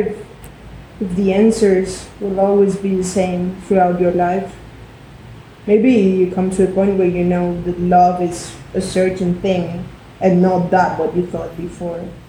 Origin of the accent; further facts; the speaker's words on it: Medellín, Antioquia, Colombia; I'm 34 and I'm from Medellin